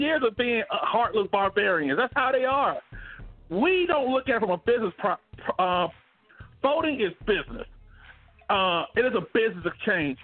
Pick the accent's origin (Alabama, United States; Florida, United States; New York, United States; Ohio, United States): Alabama, United States; Montgomery; now in Phoenix, United States; I'm from Montgomery, Alabama